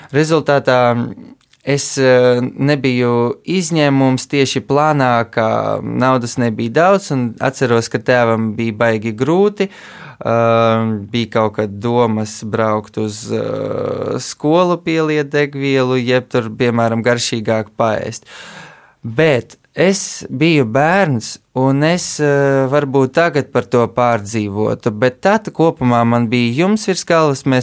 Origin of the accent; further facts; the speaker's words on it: Riga, Latvia; also born or lived in Kyiv, Ukraine; Es piedzimu Kievā, bet pēc tam uzreiz devos uz Rīgu un tā visu bērnību pavadīju.